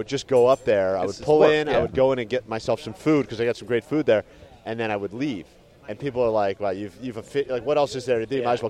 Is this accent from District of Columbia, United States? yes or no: yes; Washington, District of Columbia, United States; moved away; also born or lived in Los Angeles; I'm from D.C. originally